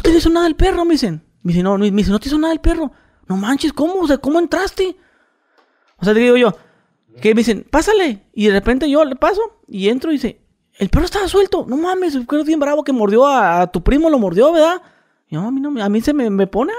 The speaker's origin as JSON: {"language": "Spanish", "region": "northern Mexico border", "country": "Mexico", "said": "yo que soy de frontera"}